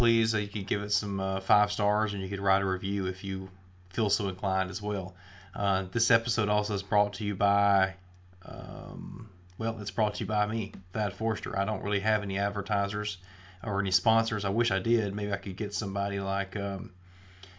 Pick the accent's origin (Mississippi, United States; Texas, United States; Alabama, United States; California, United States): Alabama, United States; Haleyville; my hometown of Haleyville